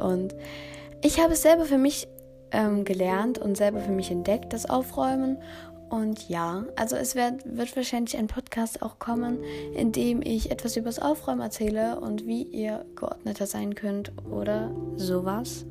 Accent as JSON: {"language": "German", "country": "Germany", "said": "ich komme aus Deutschland"}